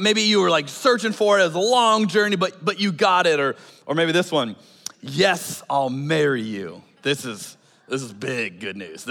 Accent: Arizona, United States; moved away; I grew up in Arizona.

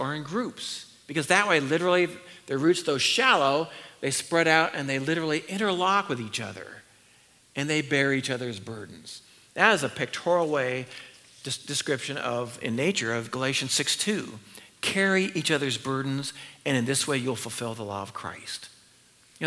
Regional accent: Northern California, United States; I was raised in Northern California where there are redwood trees

